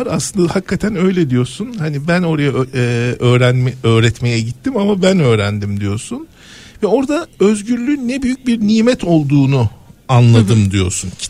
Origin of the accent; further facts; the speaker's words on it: Manisa, Turkey; e, çocukluğum Manisa'da geçti. e, bisiklet, bisikletinle Manisa sokaklarını turluyorsun.